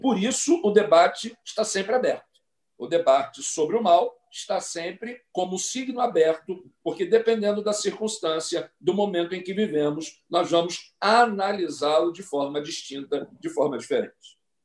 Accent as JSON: {"language": "Portuguese", "town": "Mesquita", "region": "Rio de Janeiro", "country": "Brazil", "tie": "born or raised there", "said": "minha cidade, onde nasci, na capital da Baixada Fluminense do Rio de Janeiro, a bela cidade de Mesquita"}